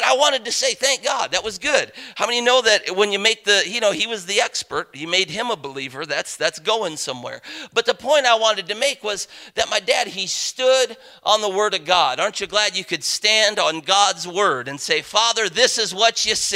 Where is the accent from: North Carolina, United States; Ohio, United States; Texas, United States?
Ohio, United States; Parma; growing up in Parma, Ohio, the only livestock that we had room for was this miniature collie